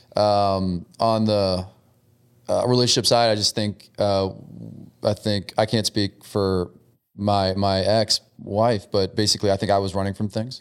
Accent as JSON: {"language": "English", "town": "New Orleans", "region": "Louisiana", "country": "United States", "said": "so I'm from New Orleans, and so that's where I live now."}